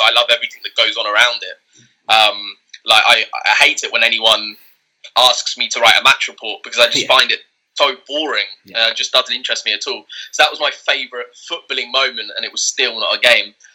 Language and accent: English; England, United Kingdom; born and raised in England